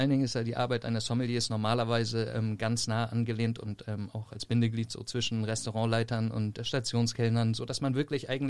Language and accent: German; Lüneburg, Lower Saxony, Germany; also born or lived in Berlin; ich komme ursprünglich aus Lüneburg, also nicht so weit von hier entfernt.